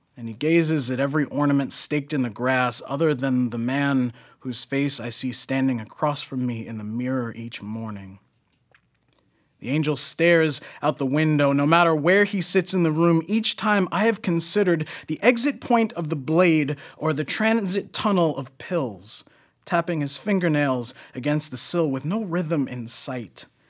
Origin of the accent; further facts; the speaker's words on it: New York, United States; I'm also from New York